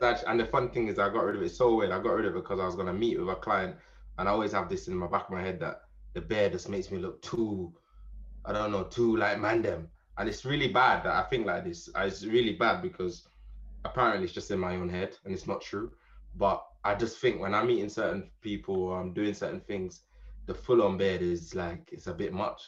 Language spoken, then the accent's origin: English; Jamaica; moved away as an adult; now in United Kingdom; I'm born British, but I grew up in Jamaica. So moved to Jamaica when I was about seven years old. Pretty much my foundation years were spent in Jamaica.